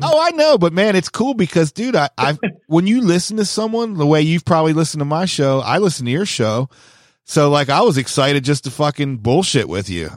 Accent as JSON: {"language": "English", "region": "Maryland", "country": "United States", "also_born_or_lived": "San Diego, California", "said": "I call myself the, the home of Maryland skateboarding"}